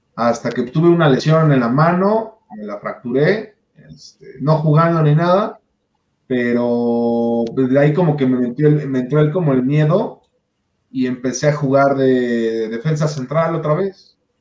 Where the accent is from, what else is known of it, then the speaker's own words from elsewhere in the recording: Puebla, Mexico; now in Mexico City, Mexico; yo soy de Puebla